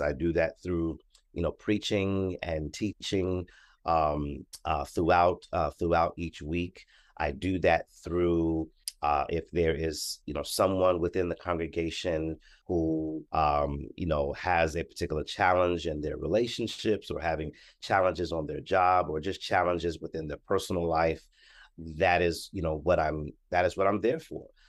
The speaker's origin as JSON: {"language": "English", "town": "Columbus", "region": "Ohio", "country": "United States", "said": "I am from Columbus, Ohio."}